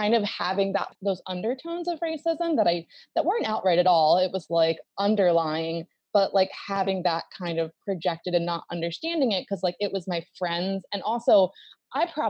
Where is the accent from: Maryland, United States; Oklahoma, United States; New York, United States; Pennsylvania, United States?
Maryland, United States; Baltimore; I grew up in Baltimore